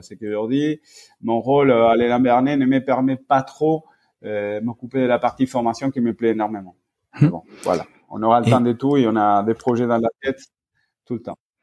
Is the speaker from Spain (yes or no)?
yes; Spain; moved away as an adult; now in France; j'ai fait mes études en Espagne, j'ai grandi en Espagne